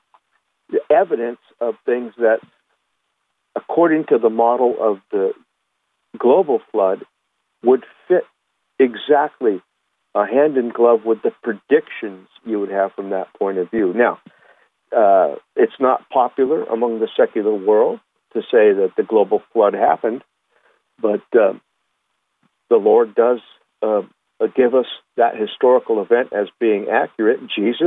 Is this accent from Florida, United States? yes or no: no; Huntington Beach, California, United States; I grew up in Huntington Beach, California. Plenty of jellyfish would wash up on the shore.